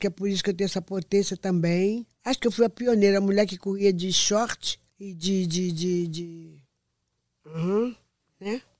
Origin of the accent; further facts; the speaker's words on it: Rio de Janeiro, Brazil; de Padre Miguel, minha terra, onde eu nasci, minha cidade. Nasci em Padre Miguel.